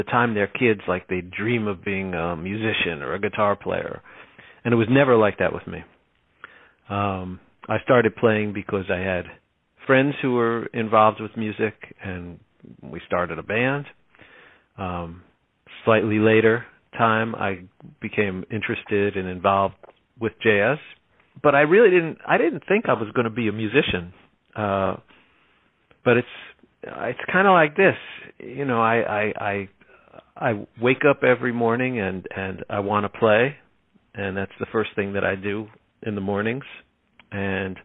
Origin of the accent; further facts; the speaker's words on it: Linden, New Jersey, United States; also born or lived in Elizabeth, New Jersey; I grew up in a town called Linden, New Jersey